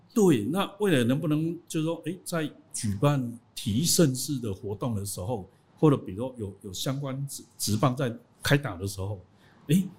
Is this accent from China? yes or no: no; Taiwan; 我们台湾人